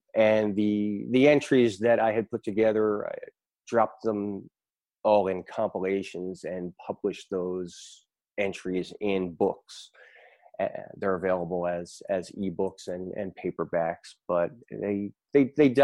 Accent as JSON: {"language": "English", "town": "Philadelphia", "region": "Pennsylvania", "country": "United States", "moved": "yes", "lives_now": "Raleigh, United States", "said": "I'm from Raleigh, North Carolina, originally from Philadelphia, Pennsylvania."}